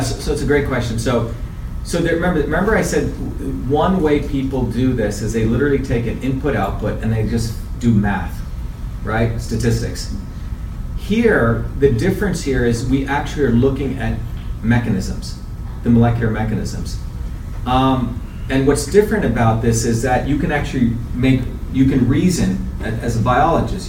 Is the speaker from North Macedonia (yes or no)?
no; India; moved away; I grew up in India, where my grandmother is one of the village healers.